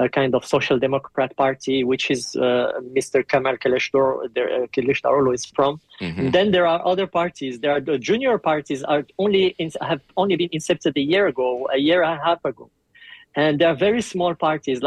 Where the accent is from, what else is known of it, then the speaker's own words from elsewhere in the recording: New Zealand; moved away as an adult; now in Turkey; I'm actually from New Zealand, a New Zealand national, and okay. I've been in Turkey for 5 years